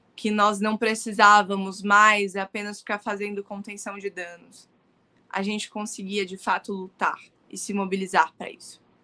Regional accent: Brazil; born or raised there; also born or lived in Palestine (ancestry)

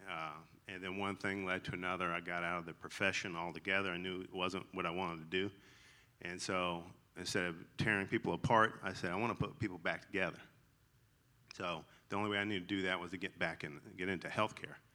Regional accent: the South, United States; accent: twang; So if you hear a twang in my voice, that's I'm I'm legally allowed to say y'all because I'm from the South.

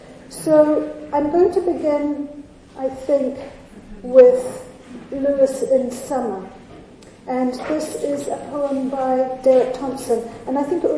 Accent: New Zealand; moved away; I come from New Zealand

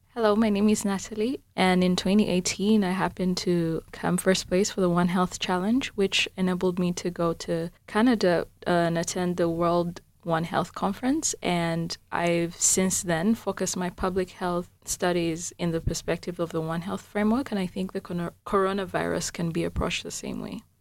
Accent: Uganda; moved away; I'm from Uganda, which is the warmer parts of the African continent

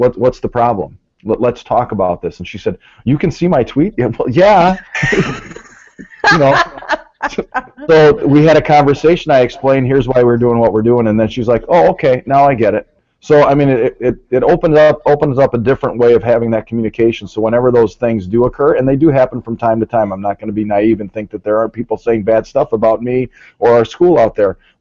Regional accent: Merton, Wisconsin, United States; I'm from Merton, Wisconsin

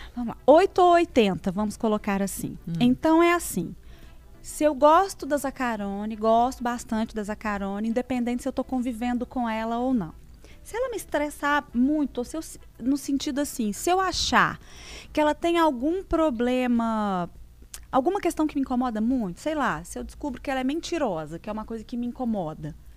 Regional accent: São João del Rei, Minas Gerais, Brazil; moved away as an adult; now in Belo Horizonte, Brazil; eu sou de São João Del Rey. moro em Belo Horizonte

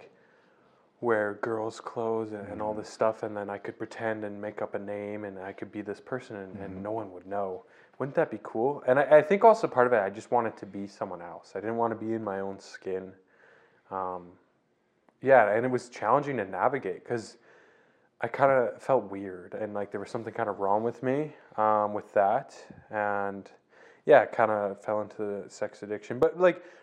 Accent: Didsbury, Alberta, Canada; also born or lived in Calgary, Alberta; I was born in Calgary. And pretty early on in my life, I moved to small town Didsbury, Alberta, just north of Calgary, where I spent actually my whole childhood there

